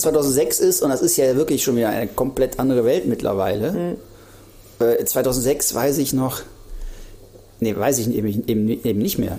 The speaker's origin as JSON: {"language": "German", "town": "Krefeld", "region": "North Rhine-Westphalia", "country": "Germany", "tie": "born or raised there", "also_born_or_lived": "Duisburg / Siegen / Cologne", "moved": "as an adult", "said": "in Krefeld aufgewachsen, äh, also sozusagen Niederrhein ist das ja"}